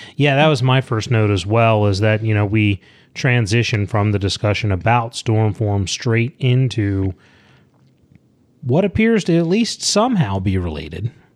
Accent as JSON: {"language": "English", "town": "Leonardtown", "region": "Maryland", "country": "United States", "tie": "born or raised there", "said": "Leonard Town, Maryland. What? It's where I grew up."}